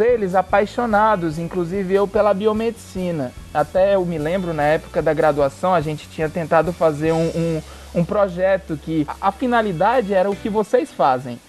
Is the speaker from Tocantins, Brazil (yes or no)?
no; Fortaleza, Ceará, Brazil; moved away as an adult; also born or lived in Ilhéus, Bahia / São Paulo; now in United States; eu sou de Fortaleza, do Ceará